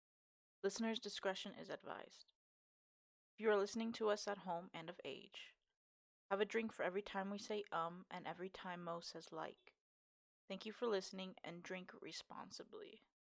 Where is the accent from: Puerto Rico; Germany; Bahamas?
Puerto Rico; I am not your typical Puerto Rican.